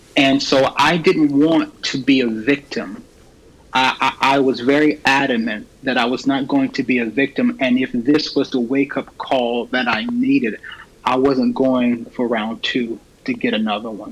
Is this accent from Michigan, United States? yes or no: no; Raleigh, North Carolina, United States; born and raised in Raleigh